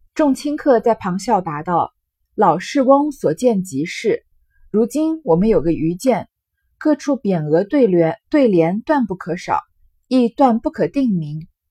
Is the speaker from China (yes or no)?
yes; China; 我们中国人很讲究，很喜欢这种奇石